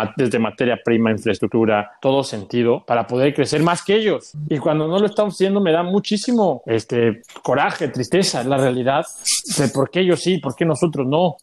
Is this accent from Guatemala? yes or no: no; Mexico; moved away; soy un mexicano más